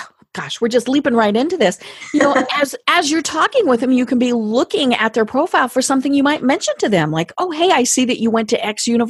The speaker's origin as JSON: {"language": "English", "region": "Colorado", "country": "United States", "lives_now": "Atlanta, United States", "said": "even though we are both from Colorado. We never met until after I had moved to Atlanta."}